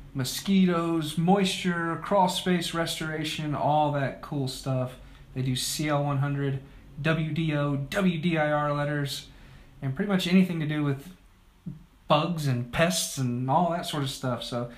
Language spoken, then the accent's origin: English; South Dakota, United States; now in Charlotte area, United States; I'm a Dakota kid, South Dakota.